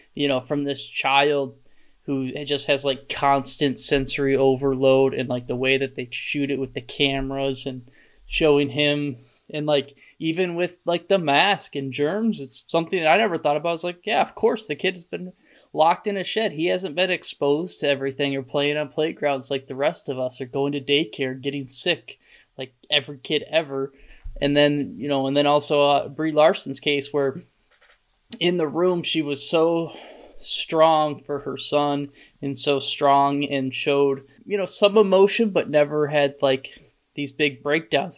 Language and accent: English; Michigan, United States; growing up in Michigan